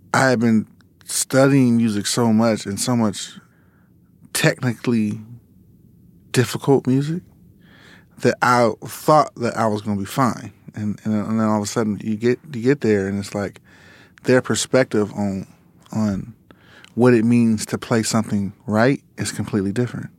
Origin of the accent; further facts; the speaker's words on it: Los Angeles, California, United States; we grew up in Lamar Park, like, around, you know, Kamal Dubs, um, you know, the world stage